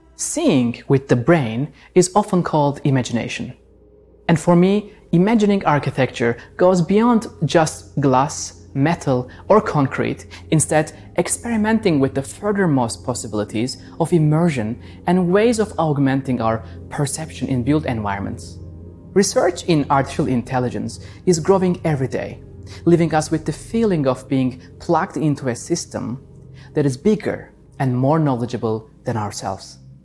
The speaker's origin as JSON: {"language": "English", "region": "Istanbul", "country": "Turkey", "tie": "born or raised there", "moved": "as an adult", "lives_now": "Los Angeles, United States", "said": "as a child growing up in Istanbul"}